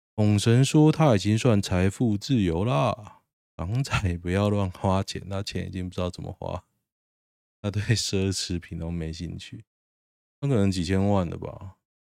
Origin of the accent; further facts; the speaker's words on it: Taoyuan, Taiwan; 我桃园人嘛